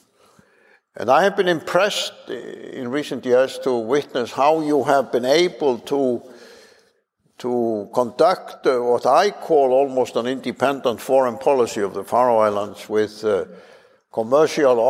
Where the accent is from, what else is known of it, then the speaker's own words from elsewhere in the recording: Westfjords, Iceland; when I was growing up in the Western Fjords